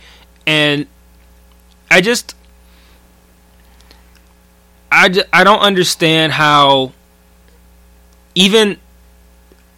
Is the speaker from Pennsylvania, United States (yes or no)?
no; Detroit, Michigan, United States; we grew up in Detroit public school